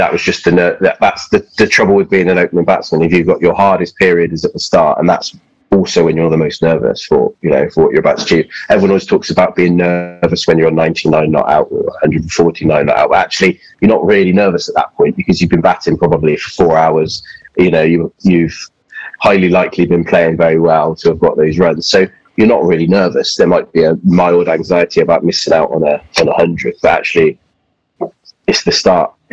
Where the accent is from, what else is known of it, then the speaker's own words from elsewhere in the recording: Yorkshire and the Humber, United Kingdom; also born or lived in Wiltshire; my grandparents live in, in Yorkshire, and I was born in Yorkshire. But then we moved uh, to Wiltshire when I was quite young